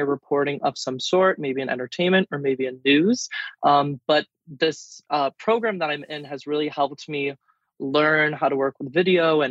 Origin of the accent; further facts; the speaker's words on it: Germantown, Wisconsin, United States; So I'm from Germantown, Wisconsin